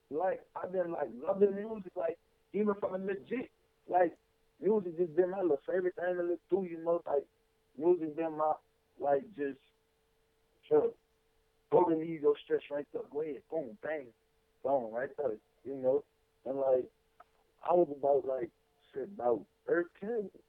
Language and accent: English; Houston, Texas, United States; also born or lived in Louisiana / Lexington; Well, a nigga was born up, up in Louisiana, you know, but uh, I was raised up in Lexington and Houston